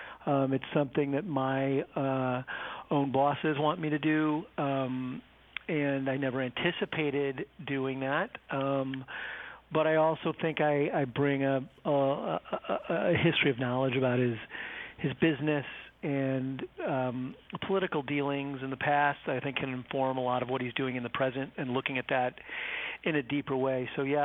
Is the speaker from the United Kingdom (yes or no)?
no; Ireland; Well, you know, I'm Irish, Merrill